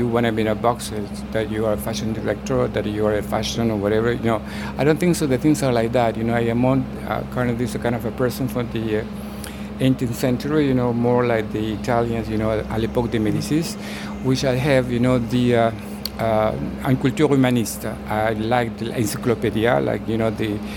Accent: Honduras; moved away; I was born in Central America, Honduras

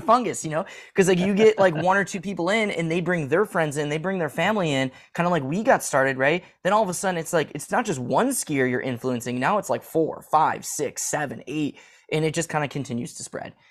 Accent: Midwest, United States; as a Midwesterner

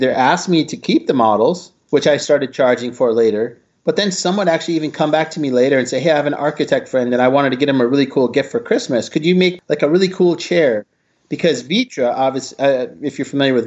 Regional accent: Midwest, United States; I grew up in the Midwest.

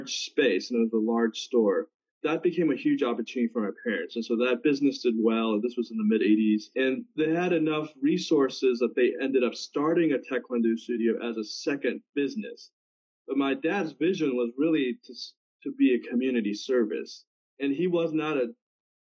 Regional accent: Houston, Texas, United States; also born or lived in South Korea; I immigrated from Korea when I was 7. I was just about to turn 8. First arrived in California, and that was sort of an entry point, and saw some family, and then settled in Houston, Texas, where aunt and uncle lived. And my uncle was a NASA engineer, so they sponsored us. So grew up in Houston

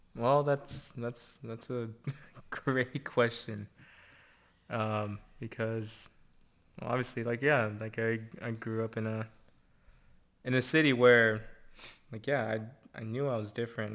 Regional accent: Santa Barbara, California, United States; where I grew up, still live

